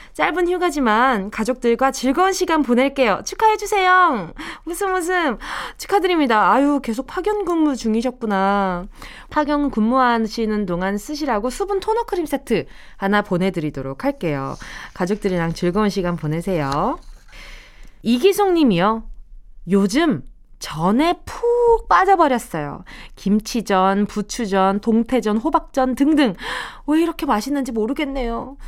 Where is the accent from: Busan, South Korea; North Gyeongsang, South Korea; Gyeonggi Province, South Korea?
Busan, South Korea; now in Seoul, South Korea; 내가 부산에서 올라왔지만